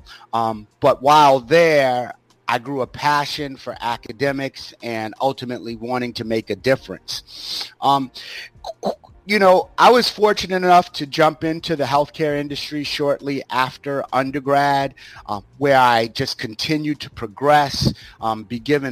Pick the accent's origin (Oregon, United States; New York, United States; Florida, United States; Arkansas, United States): New York, United States; Greenburgh; I grew up in Westchester County in New York City, in a very small town called Greenberg, New York